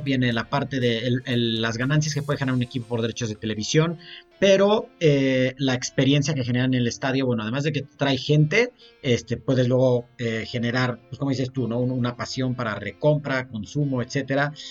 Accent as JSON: {"language": "Spanish", "country": "Mexico", "said": "como mexicanos"}